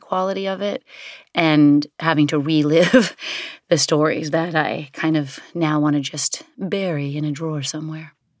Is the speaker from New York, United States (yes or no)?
yes; New York City, New York, United States; growing up in the Chelsea Hotel and really the sort of vibe of downtown New York City in the seventies and eighties